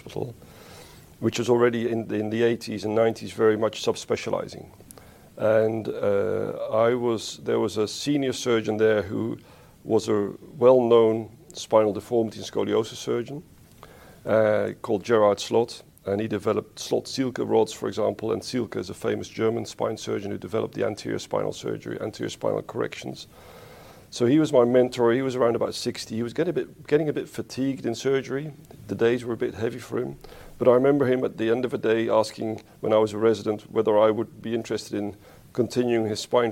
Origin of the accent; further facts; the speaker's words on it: England, United Kingdom; moved away as an adult; also born or lived in Netherlands; I was born in the Netherlands, a small country in Europe, and I grew up there till the age of 8, 9, and my parents moved to England for my father's work